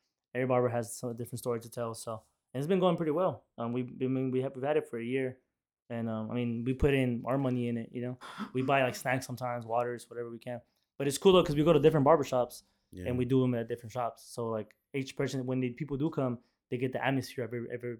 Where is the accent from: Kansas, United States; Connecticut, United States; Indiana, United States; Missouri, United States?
Kansas, United States; I'm from Kansas.